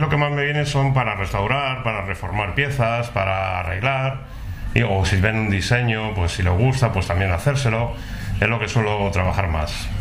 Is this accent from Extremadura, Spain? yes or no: no; Leganés, Community of Madrid, Spain; moved away as an adult; Yo soy de Leganés.